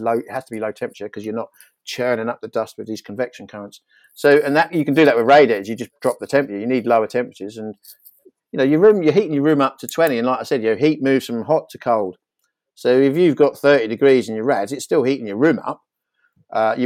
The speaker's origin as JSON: {"language": "English", "area": "Norfolk", "region": "East of England", "country": "United Kingdom", "tie": "born or raised there", "said": "I grew up in Norfolk"}